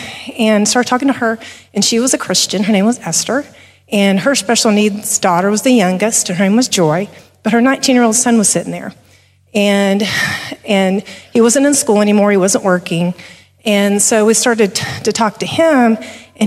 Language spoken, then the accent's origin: English; Texas, United States; we're from Texas